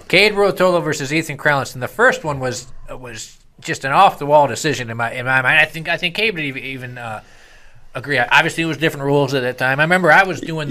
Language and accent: English; Chicago, Illinois, United States; I'm from Chicago